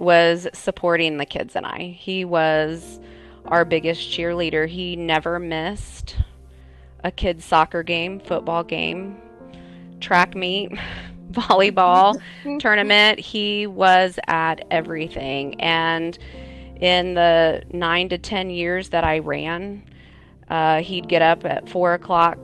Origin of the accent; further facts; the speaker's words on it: San Antonio, Texas, United States; I am from San Antonio, Texas